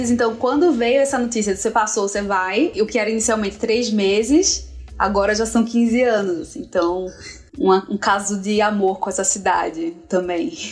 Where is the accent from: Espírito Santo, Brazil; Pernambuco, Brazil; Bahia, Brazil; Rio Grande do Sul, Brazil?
Pernambuco, Brazil; Recife; moved away as an adult; now in São Paulo, Brazil; Sou de Recife. Vim para São Paulo faz 15 anos. Eu vim para São Paulo para fazer o trainee da Folha de São Paulo.